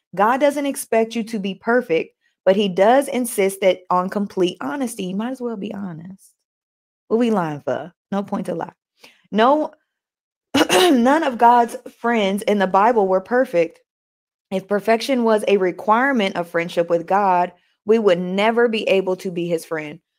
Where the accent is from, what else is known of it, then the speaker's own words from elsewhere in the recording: New York, United States; accent: New York; That's my New York accent